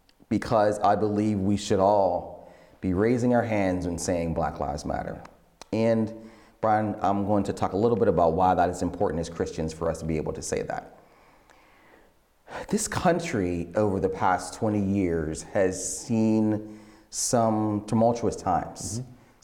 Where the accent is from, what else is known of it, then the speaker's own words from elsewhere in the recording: Pittsburgh, Pennsylvania, United States; You shouldn't be wearing that. We're from Pittsburgh and all cities matter.